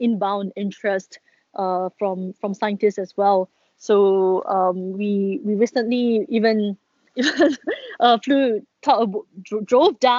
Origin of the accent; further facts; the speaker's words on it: Singapore; we being a Singaporean that I am